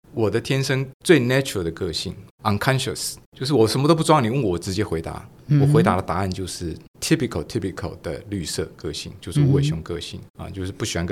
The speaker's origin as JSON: {"language": "Chinese", "region": "Taichung", "country": "Taiwan", "tie": "born or raised there", "said": "我是台中人，我在台中长大。"}